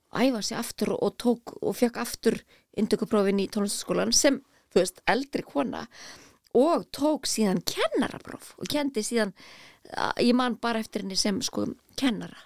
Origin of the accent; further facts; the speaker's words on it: Garðabær, Capital Region, Iceland; ég elst upp í Garðabæ